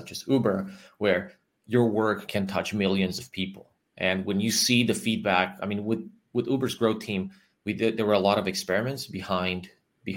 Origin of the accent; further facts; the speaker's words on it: Transylvania, Romania; also born or lived in New York, United States; I'm originally from Romania, from Transylvania. I still live in Transylvania